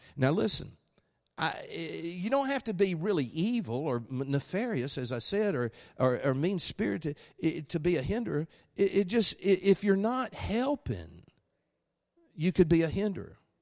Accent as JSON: {"language": "English", "region": "Alabama", "country": "United States", "accent": "Alabama", "said": "my Alabama accent"}